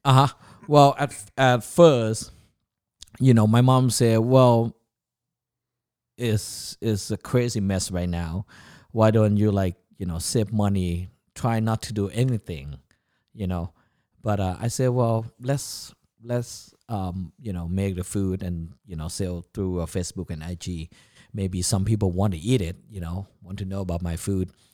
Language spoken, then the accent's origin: English; Chiang Mai, Thailand; English is a second language; also born or lived in Bangkok, Thailand / Orlando, United States; now in United States; I was born in Bangkok, Thailand in nineteen seventy. And then when I was six, seven years old, my parents moved up north, um, the northern Thailand. And, uh, where I was, uh, grew up is called, uh, Chiang Mai.